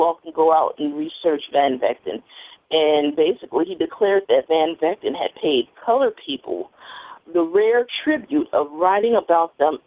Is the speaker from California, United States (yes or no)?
no; Chicago, Illinois, United States; I was raised here in Chicago